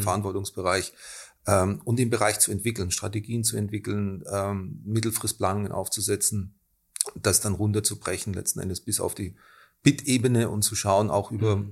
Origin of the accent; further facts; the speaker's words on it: Germany; moved away as an adult; now in Austria; ich bin nicht aus Österreich, ich bin Deutsch